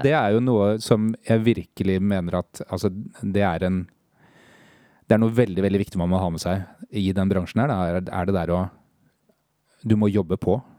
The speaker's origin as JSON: {"language": "Norwegian", "town": "Lillestrøm", "region": "Akershus", "country": "Norway", "said": "44. Kommer fra Lillestrøm"}